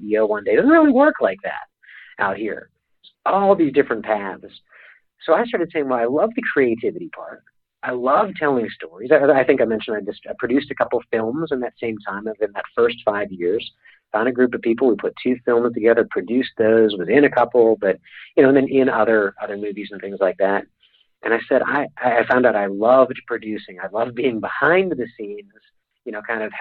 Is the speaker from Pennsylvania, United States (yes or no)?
yes; Pittsburgh, Pennsylvania, United States; moved away; I'm a kid from Pittsburgh